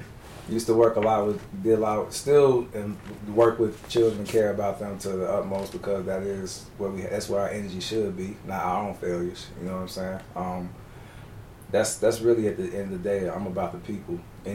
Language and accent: English; Chicago, Illinois, United States; Born and raised in Chicago. I don't like to tell people what side of town. If you know, you know. It's just that simple. Catholic high school. Catholic elementary school. Catholic university.